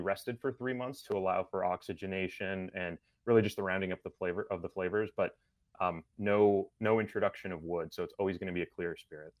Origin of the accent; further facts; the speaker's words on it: Lima, Peru; moved away; I'm from Peru originally